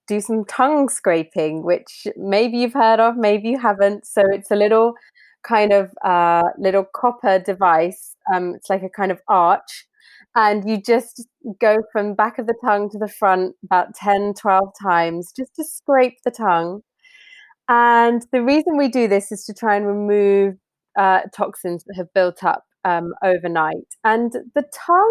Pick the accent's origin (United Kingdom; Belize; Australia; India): United Kingdom; I'm British